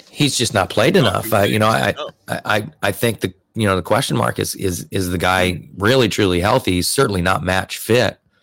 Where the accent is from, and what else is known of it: United States